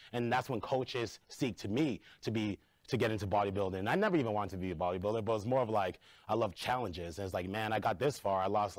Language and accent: English; Lawrence, Massachusetts, United States; I grew up in Lawrence, Massachusetts.